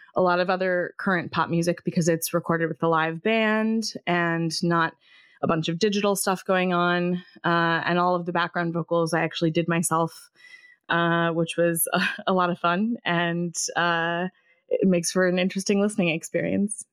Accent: Davenport, Iowa, United States; now in Ithaca, United States; I grew up in Davenport, Iowa, and I have lived almost since I left Iowa, I've lived in Ithaca, New York

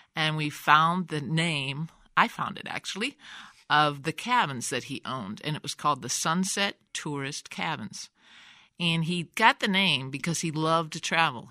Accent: Davenport, Iowa, United States; now in Rock Island, United States; I grew up in Davenport

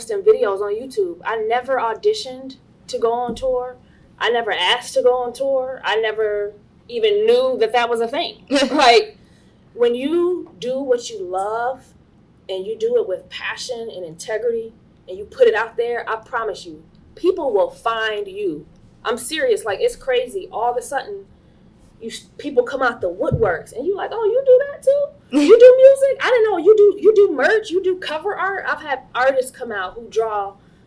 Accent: Chicago, Illinois, United States; I grew up in Chicago

